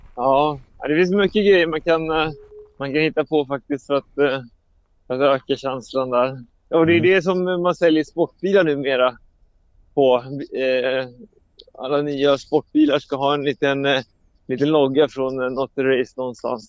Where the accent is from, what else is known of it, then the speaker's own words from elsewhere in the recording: Sweden; jag som är svensk